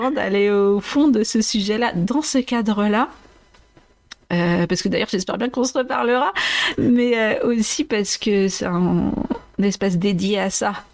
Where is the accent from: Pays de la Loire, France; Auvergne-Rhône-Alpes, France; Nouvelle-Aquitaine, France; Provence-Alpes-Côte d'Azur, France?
Pays de la Loire, France; Vendée; also born or lived in Maceió, Brazil; je suis tellement de Vendée